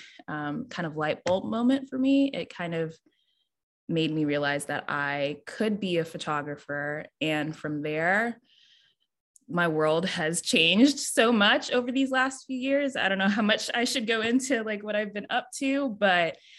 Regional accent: Durham, North Carolina, United States; I'm based in Durham, North Carolina. I was raised here my entire life.

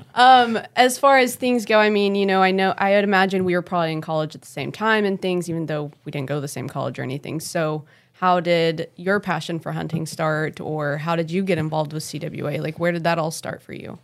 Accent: Oklahoma City, Oklahoma, United States; I grew up in Oklahoma City

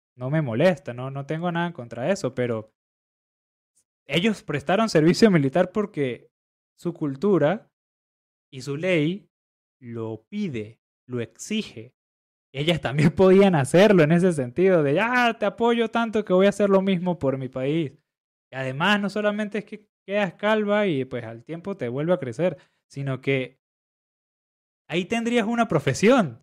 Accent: Venezuela; siendo venezolanos

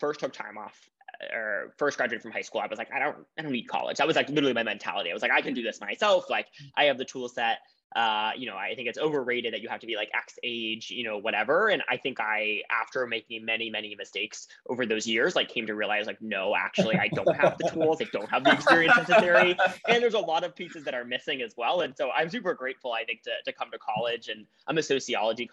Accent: Boston, Massachusetts, United States; I'm originally from Boston, Massachusetts

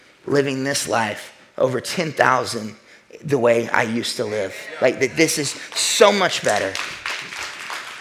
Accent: the Bible Belt, United States; I'm from the Bible Belt

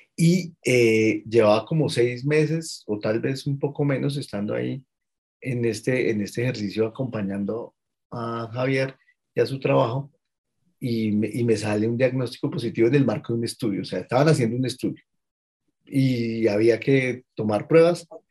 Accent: Colombia; soy un ciudadano colombiano de 43 años

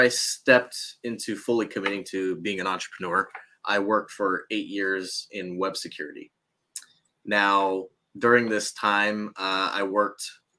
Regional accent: United States; I'm Japanese American

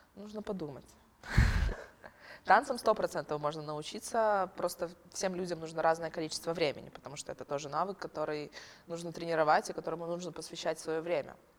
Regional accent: Ukraine; moved away as an adult; now in Lithuania; я украинка

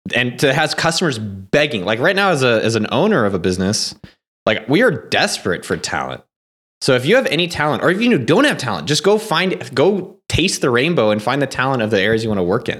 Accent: Silicon Valley, California, United States; I grew up in Silicon Valley.

